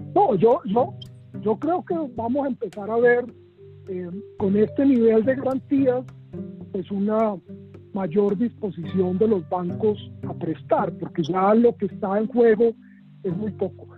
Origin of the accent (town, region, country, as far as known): Colombia